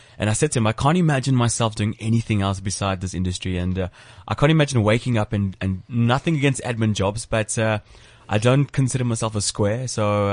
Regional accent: South Africa; as a South African

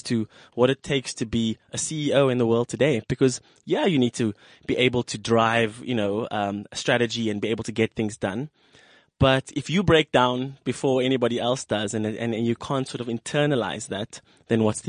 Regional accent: Cape Town, Western Cape, South Africa; I come from a working class family that comes from District 6

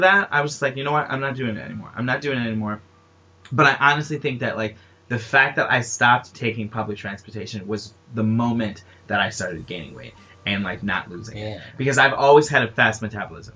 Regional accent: New York, United States; I'm I'm from New York

